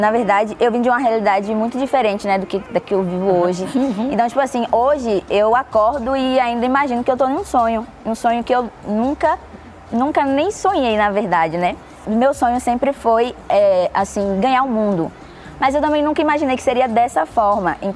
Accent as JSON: {"language": "Portuguese", "area": "São Caetano", "region": "Bahia", "country": "Brazil", "also_born_or_lived": "Alphaville", "said": "Eu sou de São Caetano e agora tô no ah. Alphaville."}